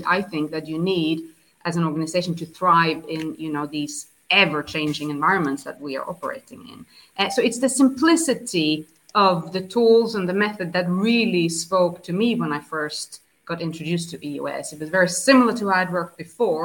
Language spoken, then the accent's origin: English; southern Sweden, Sweden; now in 's-Hertogenbosch, Netherlands; I am from Sweden, born and raised in south of Sweden